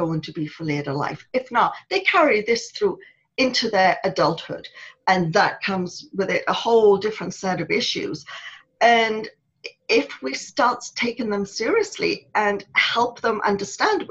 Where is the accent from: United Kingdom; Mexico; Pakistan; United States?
United Kingdom; Wales; moved away as an adult; when I was growing up in Wales